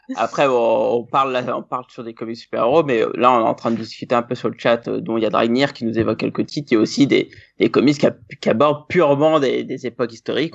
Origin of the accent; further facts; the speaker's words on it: France; on est français